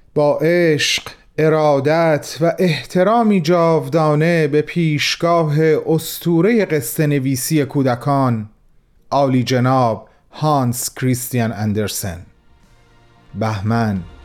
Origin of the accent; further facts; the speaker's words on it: Iran; به عنوان یک ایرانی